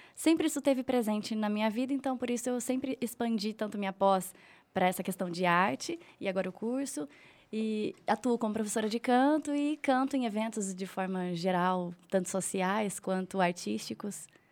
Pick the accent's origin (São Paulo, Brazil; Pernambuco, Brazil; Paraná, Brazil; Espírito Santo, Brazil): Paraná, Brazil; Telêmaco Borba; now in Rolândia, Brazil; Eu nasci aqui, mas é, eu fui criada em Telemaco Borba, fui muito cedo para lá